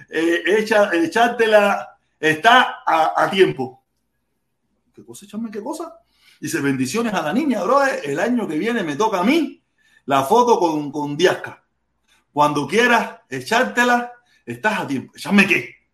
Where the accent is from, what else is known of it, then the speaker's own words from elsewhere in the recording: Cuba; Vamos a hacerlo como los cubanos mandan. Como los cubanos la queremos, pero sin socialismo, sin comunismo. Vamos a inventar algo para nosotros mismos.